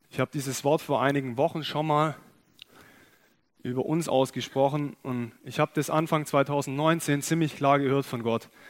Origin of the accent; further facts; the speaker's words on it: Germany; wir als Deutsche